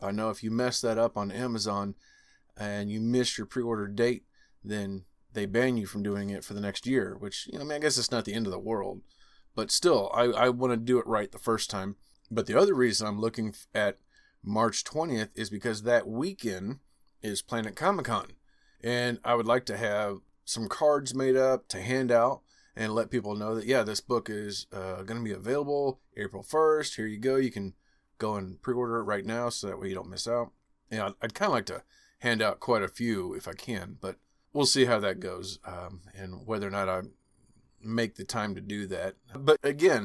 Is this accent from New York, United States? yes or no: no; Missouri, United States; Missouri, my home state here.